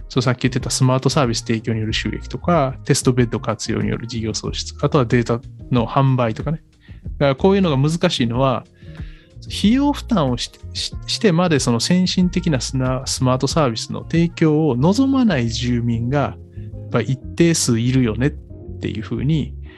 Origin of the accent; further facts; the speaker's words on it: Kyoto, Japan; moved away; 僕京都出身なんで、まあ、やっぱ京都に住んでて